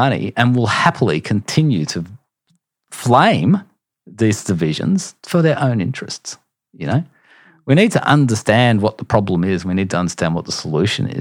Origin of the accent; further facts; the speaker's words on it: Queensland, Australia; I'm a Queenslander.